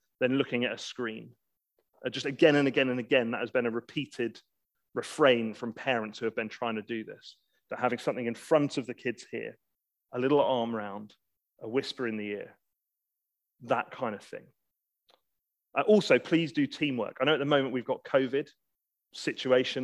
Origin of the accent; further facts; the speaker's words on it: England, United Kingdom; We're English